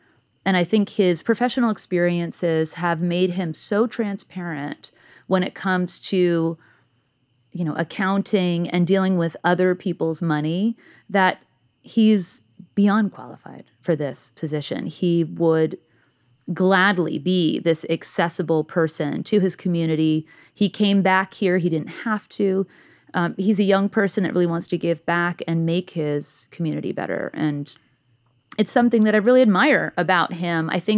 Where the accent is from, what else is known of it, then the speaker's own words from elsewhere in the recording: New Jersey, United States; I grew up in Central Jersey. So yes, okay. That exists.